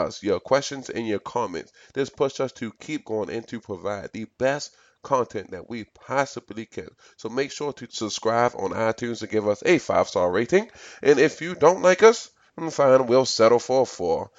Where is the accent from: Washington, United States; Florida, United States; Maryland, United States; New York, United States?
Maryland, United States; Baltimore; I grew up in Baltimore City. I've pretty much been here my entire life